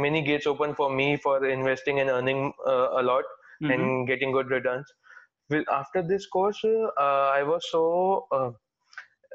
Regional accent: Delhi, India; I'm like from Delhi itself

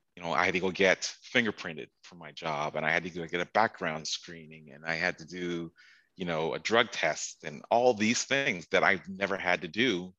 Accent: Toronto, Ontario, Canada; moved away as an adult; also born or lived in Chicago / Washington, District of Columbia, United States; I grew up in Toronto all my life

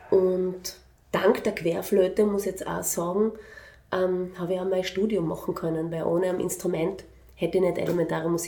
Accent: Vienna, Austria; ich bin in Wien aufgewachsen, also ich bin in Wien geboren

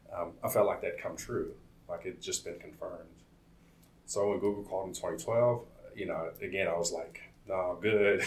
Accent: Compton, California, United States; also born or lived in Omaha, Nebraska; my story begins in uh, Compton. I was born in Omaha, Nebraska, and, and, um, but my story really starts in Compton uh, in '88

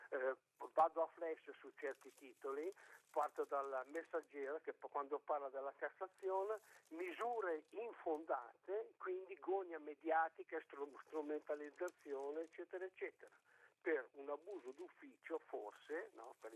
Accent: Milan, Lombardy, Italy; sono di Milano e non sono di Bibbiano

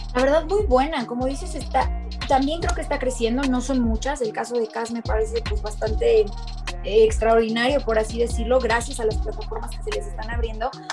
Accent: Aguascalientes, Mexico; las Lobas de Aguascalientes, este, más allá de que sea mi tierra

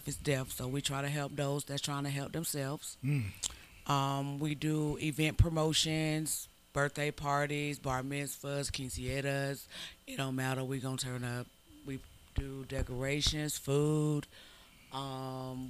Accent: Lakeland, Florida, United States; also born or lived in Winter Haven, Florida / Tallahassee, Florida / New York; I am from Polk County

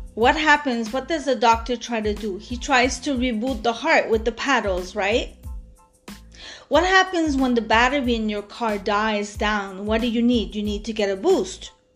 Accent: Montreal, Quebec, Canada; now in Montreal, Canada; I come from the West End of Montreal. And like I said, I moved to the East End at the complete opposite

